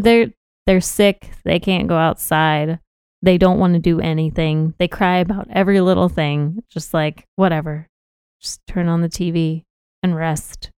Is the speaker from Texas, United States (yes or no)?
yes; Austin, Texas, United States; born or raised there; accent: Southern drawl